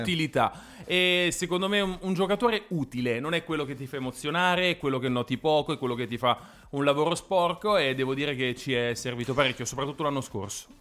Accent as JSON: {"language": "Italian", "town": "Naples", "region": "Campania", "country": "Italy", "tie": "born or raised there", "also_born_or_lived": "Milan", "moved": "as an adult", "said": "io sono nato e cresciuto a Napoli"}